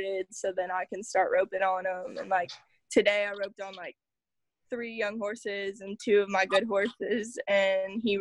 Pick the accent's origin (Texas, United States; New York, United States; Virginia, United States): Texas, United States; Utopia; I'm from Utopia, Texas, which is just west of San Antonio in, like, the hill country